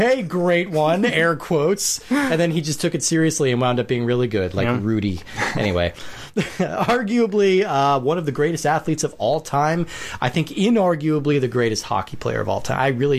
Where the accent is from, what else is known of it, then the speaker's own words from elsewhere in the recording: Colorado, United States; I grew up in Colorado